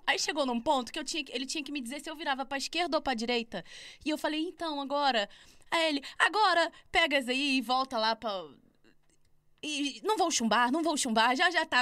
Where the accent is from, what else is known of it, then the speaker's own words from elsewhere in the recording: Rio de Janeiro, Brazil; accent: carioca; moved away as an adult; now in Braga, Portugal; Eu abro a boca para falar, todo mundo sabe que eu sou carioca.